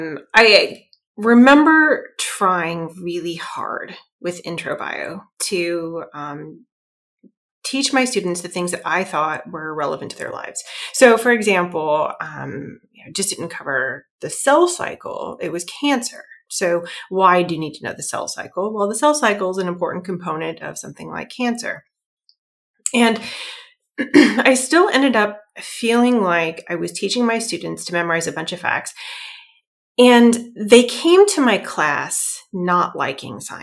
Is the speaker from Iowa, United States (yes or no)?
yes; Iowa, United States; moved away as an adult; now in Massachusetts, United States; I'm originally from Iowa, actually. It's in the middle of the United States